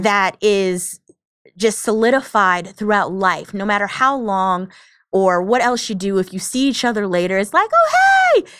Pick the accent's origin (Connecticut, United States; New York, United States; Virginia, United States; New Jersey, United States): New Jersey, United States; moved away; I'm from New Jersey originally, and my mom and I would go across on the train